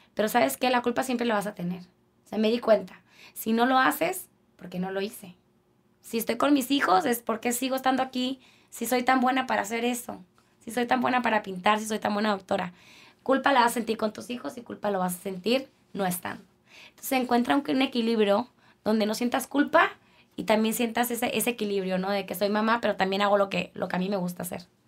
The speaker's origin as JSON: {"language": "Spanish", "town": "Culiacán", "region": "Sinaloa", "country": "Mexico", "moved": "as an adult", "lives_now": "Tijuana, Mexico", "said": "yo soy de Culiacán, no soy de aquí"}